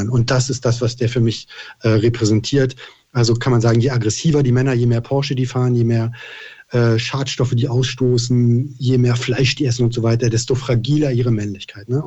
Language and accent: German; Cottbus, Brandenburg, Germany; Ich komme aus Cottbus übrigens, Energie Cottbus.